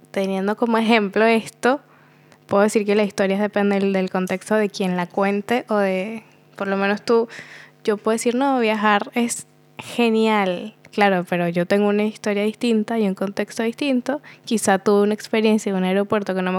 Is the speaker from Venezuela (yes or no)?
yes; Venezuela; moved away as an adult; now in Buenos Aires, Argentina; Yo soy de Venezuela